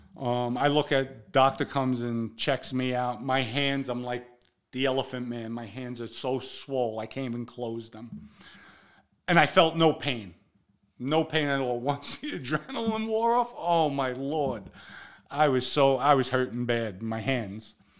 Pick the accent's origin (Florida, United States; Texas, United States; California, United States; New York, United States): New York, United States; New York City; we're from the Bronx, we together.